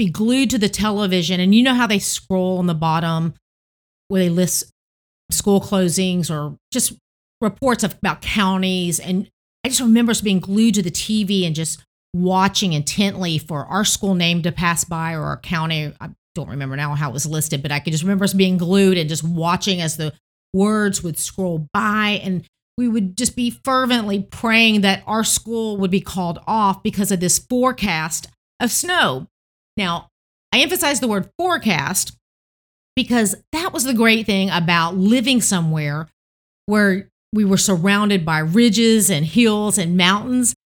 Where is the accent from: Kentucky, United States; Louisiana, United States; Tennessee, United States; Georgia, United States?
Tennessee, United States; growing up in Tennessee